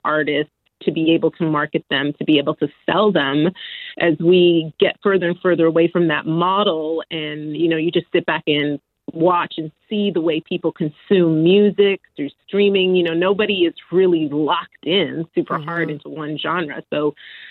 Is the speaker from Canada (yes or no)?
yes; Edmonton, Alberta, Canada; growing up in Edmonton, there wasn't really anything for